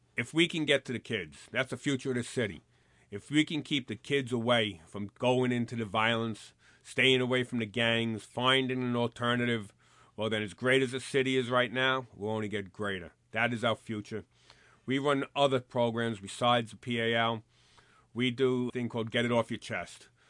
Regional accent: New York City, New York, United States; I grew up here in the Bronx, and this is where I patrolled

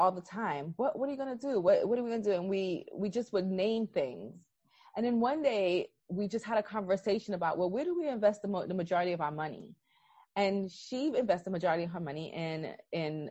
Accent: New York City, New York, United States; I was born and raised in Brooklyn, New York

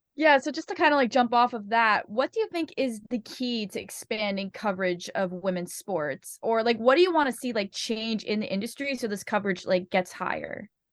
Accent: Memphis, Tennessee, United States; I'm from Memphis, Tennessee

